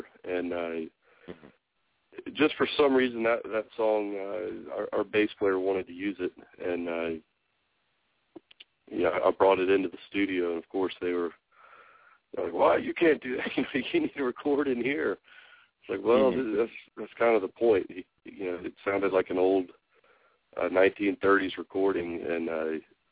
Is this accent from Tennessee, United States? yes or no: yes; Tennessee, United States; I'm from Tennessee